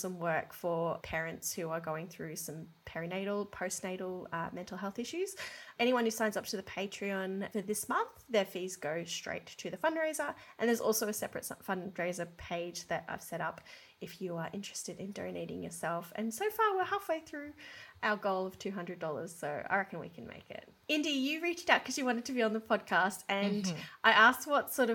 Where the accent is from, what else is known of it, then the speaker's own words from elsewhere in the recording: Brisbane, Queensland, Australia; Brisbane, which is where I grew up